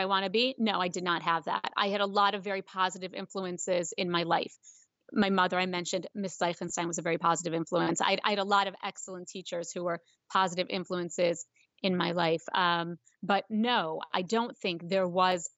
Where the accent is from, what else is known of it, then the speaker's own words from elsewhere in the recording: Chicago, Illinois, United States; now in Baltimore, United States; I'm originally from Chicago